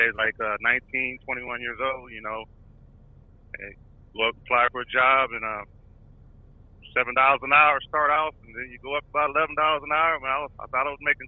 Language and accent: English; Columbus, Ohio, United States; also born or lived in Elyria, Ohio / Chillicothe, Ohio; I was born in Elyria, but eventually moved back to Columbus, Ohio. I have a lot of roots in Chillicothe also as well, but yeah, I mostly spent most of my life in Columbus, Ohio